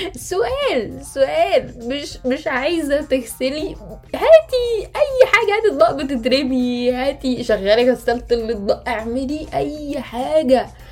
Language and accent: Arabic; Egypt; moved away; ان انا مصريه